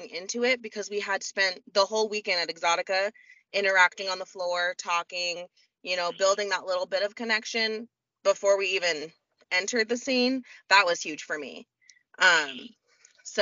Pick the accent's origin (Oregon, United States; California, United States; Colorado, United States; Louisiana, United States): Oregon, United States; I'm from Oregon in a smallish town